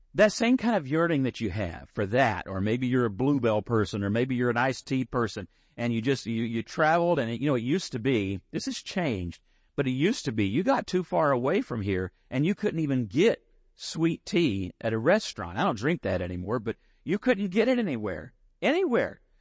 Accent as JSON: {"language": "English", "town": "San Angelo", "region": "Texas", "country": "United States", "tie": "born or raised there", "said": "I grew up in San Angelo"}